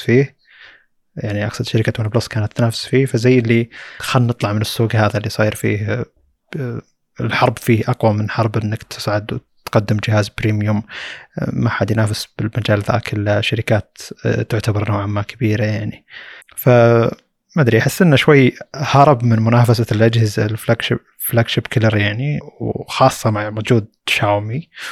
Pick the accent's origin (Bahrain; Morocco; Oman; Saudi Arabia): Saudi Arabia; عندنا في السعوديه